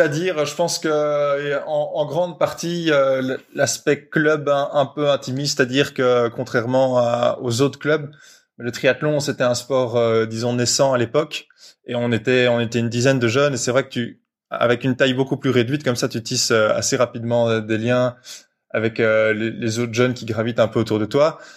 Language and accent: French; Brussels, Brussels-Capital Region, Belgium; Je viens de Bruxelles, j'ai toujours grandi à Bruxelles